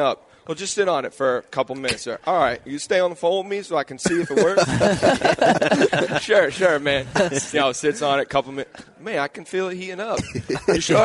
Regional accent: East Coast, United States; I'm from the East

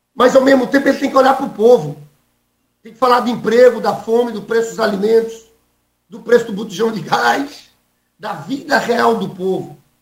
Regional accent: Paraíba, Brazil; accent: Northeastern (nordestino); now in Rio de Janeiro, Brazil; eu sou nordestino. Apesar de morar no Rio de Janeiro há 30 anos, tenho a identidade do sotaque. As pessoas sabem que eu sou paraibano

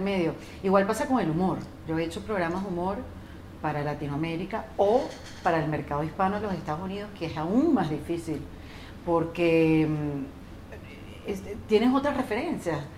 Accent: Venezuela; como venezolano

